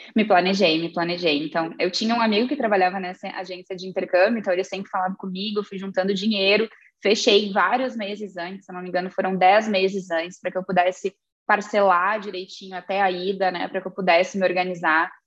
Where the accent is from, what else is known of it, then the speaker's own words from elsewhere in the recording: Santa Vitória do Palmar, Rio Grande do Sul, Brazil; also born or lived in Pelotas / Ireland; eu sou natural de Santa Vitória do Palmar